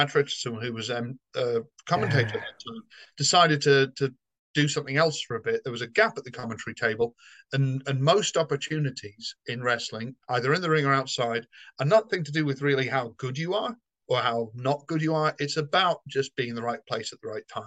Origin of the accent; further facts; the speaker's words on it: Somerset, South West England, United Kingdom; now in London, United Kingdom; I'm neutral, I think, because I grew up in the West Country. I'm from Somerset